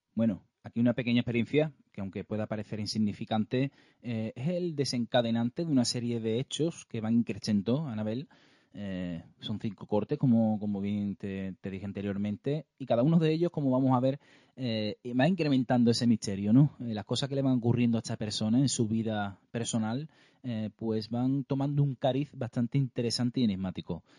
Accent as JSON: {"language": "Spanish", "area": "province of Cádiz", "region": "Andalusia", "country": "Spain", "said": "nosotros que somos gaditanos, somos de, aquí de la provincia de Cádiz"}